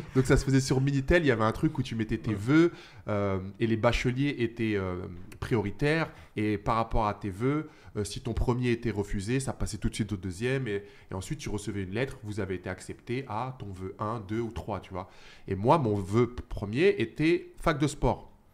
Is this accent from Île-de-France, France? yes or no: yes; Saint-Cyr-l'École, Île-de-France, France; moved away as an adult; also born or lived in Australia; now in Los Angeles, United States; j'ai grandi euh, bah, dans une petite cité HLM à Saint-Cyr-l'École.